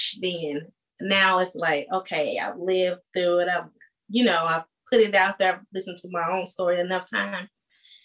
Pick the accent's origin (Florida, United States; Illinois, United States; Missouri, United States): Missouri, United States; St. Louis; also born or lived in San Diego; now in Atlanta, United States; I'm born in San Diego, raised in St. Louis, and now residing in Atlanta